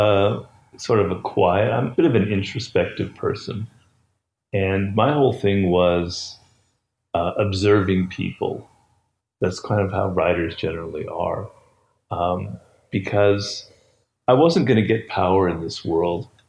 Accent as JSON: {"language": "English", "town": "Los Angeles", "region": "California", "country": "United States", "tie": "born or raised there", "said": "I grew up in Los Angeles"}